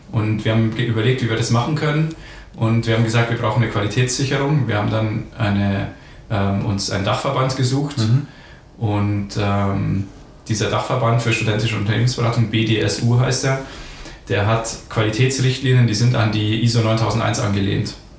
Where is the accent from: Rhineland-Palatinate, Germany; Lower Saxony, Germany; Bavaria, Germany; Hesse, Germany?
Bavaria, Germany; Ingolstadt; geboren in Ingolstadt, aufgewachsen in Ingolstadt